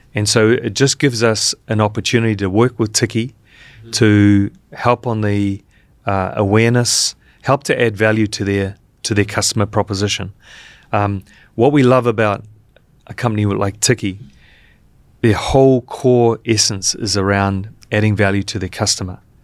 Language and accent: English; New Zealand; now in Vietnam; working here as a as a New Zealander